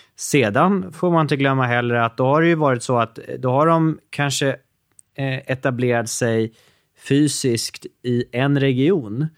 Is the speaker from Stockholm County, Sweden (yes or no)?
yes; Norrtälje, Stockholm County, Sweden; min hemstad som var Norrtälje